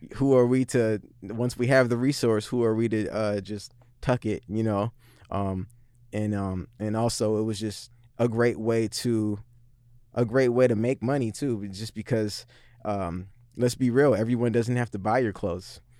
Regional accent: Seattle, Washington, United States; I grew up in the Central District, same as Vitamin.

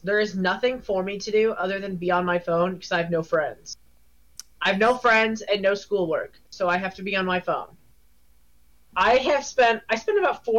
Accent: United States; I'm American

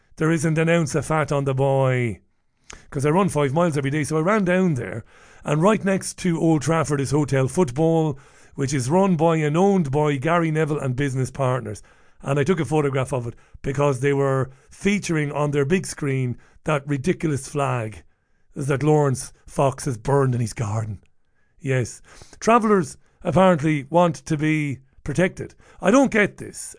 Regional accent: Waterford, Munster, Ireland; I grew up in Ballybeg in Waterford, It was a great, uh, place to grow up.

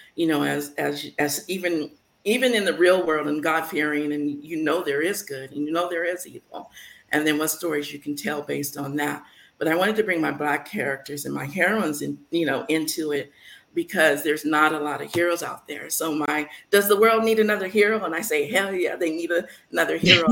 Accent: San Francisco, California, United States; now in Las Vegas, United States; growing up in San Francisco

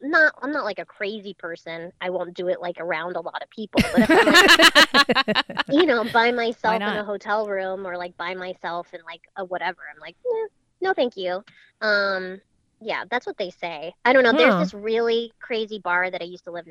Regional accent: Wellesley, Massachusetts, United States; also born or lived in Boston, Massachusetts; I had a large Victorian like house in Wellesley, Massachusetts mm-hmm. growing up

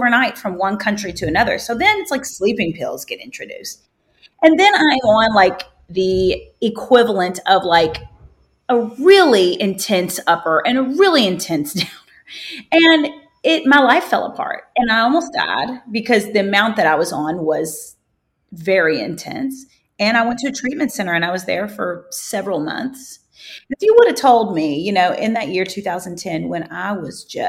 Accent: Kentucky, United States; I grew up in Kentucky on a farm.

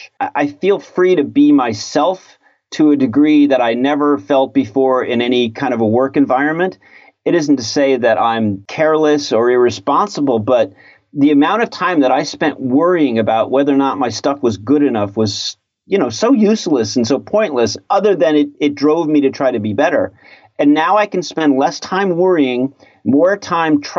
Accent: Connecticut, United States; moved away as an adult; also born or lived in Ann Arbor, Michigan; I grew up in Connecticut.

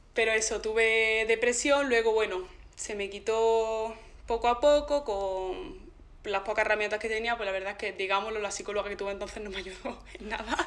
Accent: Zagra, Andalusia, Spain; yo vengo de Zagra

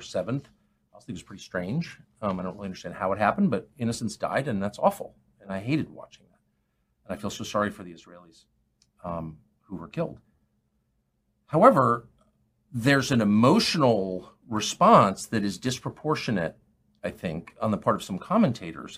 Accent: United States

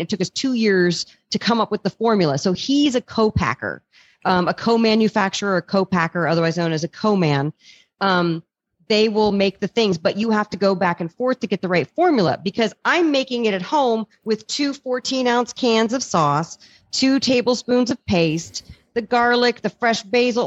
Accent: East Coast, United States; I'm from the East Coast

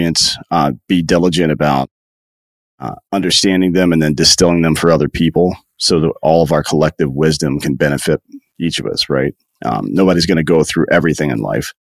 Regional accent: South Carolina, United States; I grew up in upstate South Carolina near Clemson University

